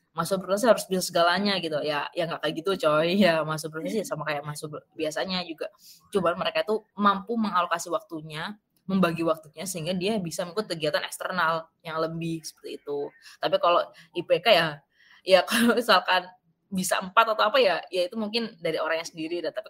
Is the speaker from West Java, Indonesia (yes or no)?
no; Jombang, East Java, Indonesia; dari kota-kota besar aku dari Jombang kalau kalian tahu ya itu kayak se kota kecil kabupaten kecil di, di Jawa Timur kayak gitu